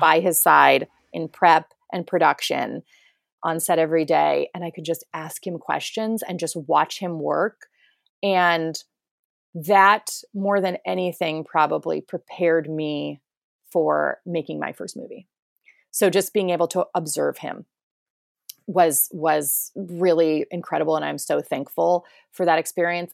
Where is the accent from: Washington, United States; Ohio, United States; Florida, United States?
Ohio, United States; rural area an hour east of Cleveland; moved away; we're about an hour east of Cleveland